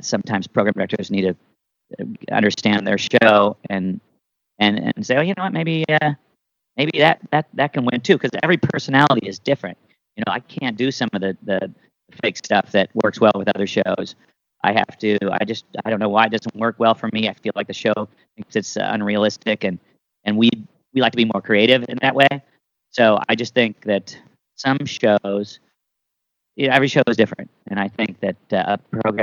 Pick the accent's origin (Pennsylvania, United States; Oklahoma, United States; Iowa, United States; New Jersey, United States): Iowa, United States; Des Moines; moved away as an adult; now in New York, United States; I grew up in Des Moines, Iowa, and around Iowa